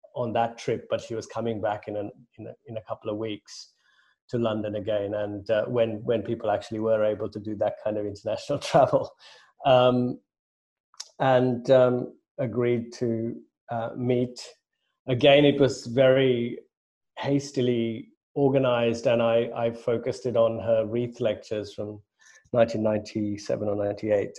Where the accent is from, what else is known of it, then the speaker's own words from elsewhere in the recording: Sri Lanka; now in United Kingdom; I grew up in Sri Lanka